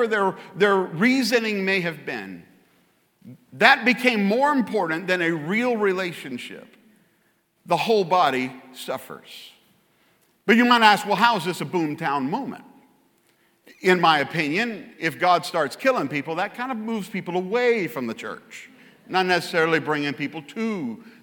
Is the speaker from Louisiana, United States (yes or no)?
yes; Louisiana, United States; I'm from Louisiana